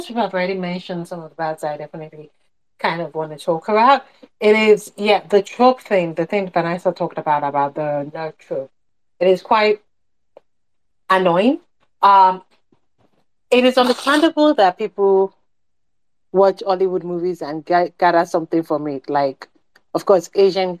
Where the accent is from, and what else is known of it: Nigeria